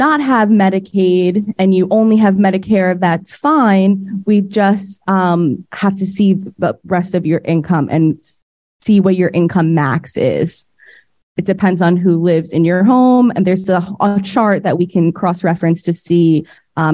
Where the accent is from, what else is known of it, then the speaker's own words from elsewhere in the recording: New York, United States; I myself am from New York